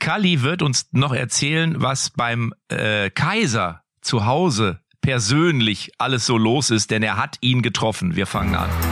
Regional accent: Lippstadt, North Rhine-Westphalia, Germany; Ich bin ja in Lippstadt gerade, in meiner Heimatstadt

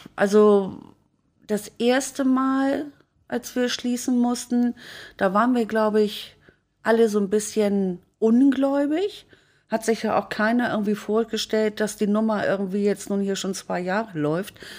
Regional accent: Hamburg, Germany; moved away; Ich komme ja aus Blankenese.

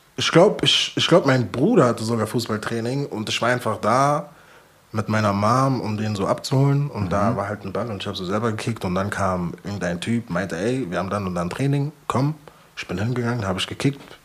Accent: Frankfurt, Hesse, Germany; ich bin Frankfurter

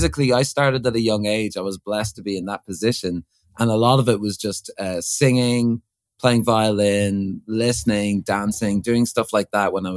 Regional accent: Ireland; born or raised there; also born or lived in Crouch End, London

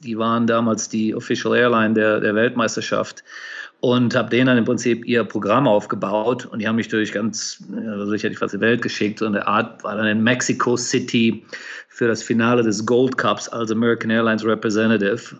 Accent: Cologne, North Rhine-Westphalia, Germany; moved away as an adult; also born or lived in United States / Asia; Ich bin Kölner Jung und vielleicht hört man das ab und zu auch so ein bisschen raus noch

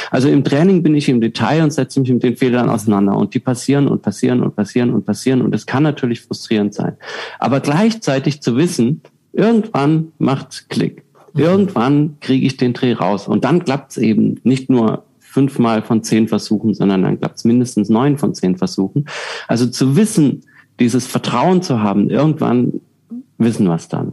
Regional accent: Southern Germany, Germany; moved away; Ich komme aus Süddeutschland ursprünglich, da ist es äh, wirklich viele Biergärten

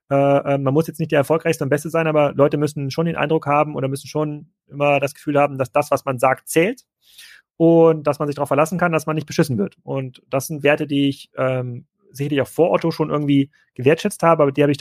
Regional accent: East Germany, Germany; moved away; als ich dann in den Westen gezogen bin. Ich komme aus Ostdeutschland.

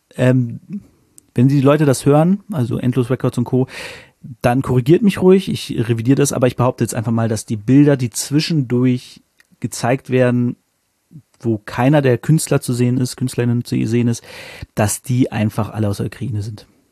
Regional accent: Northern Germany, Germany; now in Hanover, Germany; als Norddeutscher

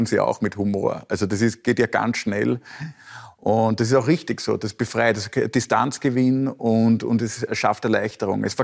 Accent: Austria; Also ich muss mir als Österreicher dann immer angewöhnen, dass wir schon eine Dreiviertelstunde, bevor wir wirklich weggehen, mit der Verabschiedung langsam

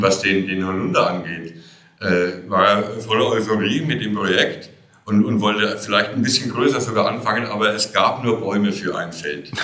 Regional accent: Oberelsbach, Bavaria, Germany; Ich, ich komme aus der Rhön. Ich bin tatsächlich auch hier in Oberelsbach geboren und ich sitze hier an dem, dem Ort meiner ganz frühen Kindheit. Ich bin hier zur Schule gegangen.

